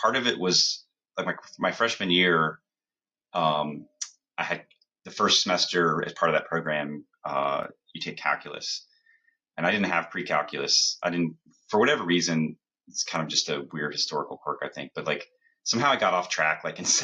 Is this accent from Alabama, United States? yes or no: no; Columbus, Ohio, United States; moved away as an adult; now in New Jersey, United States; I grew up in Columbus